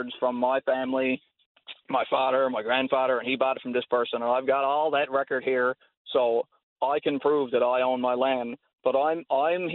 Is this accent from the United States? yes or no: no; rural Newfoundland community, Newfoundland and Labrador, Canada; my family's land where I grew up, my parents' house